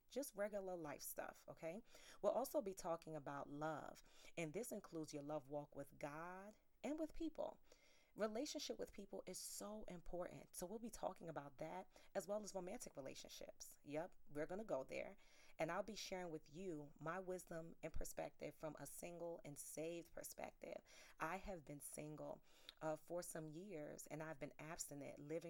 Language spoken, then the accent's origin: English; New York City, New York, United States; I'm from South Bronx, New York